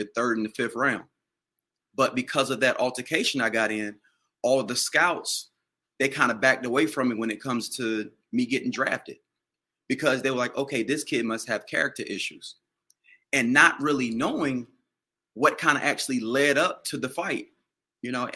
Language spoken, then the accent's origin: English; Washington, North Carolina, United States; I grew up in Little Washington